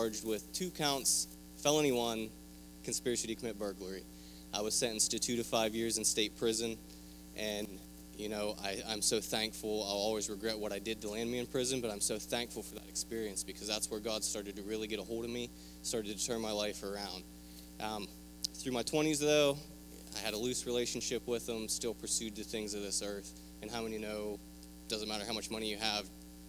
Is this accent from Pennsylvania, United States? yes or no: yes; Pennsylvania, United States; I am from Pennsylvania, a small little town you've never heard of.